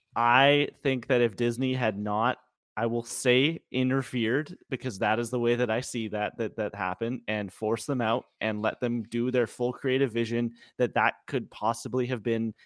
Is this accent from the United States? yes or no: no; Canada; I'm Canadian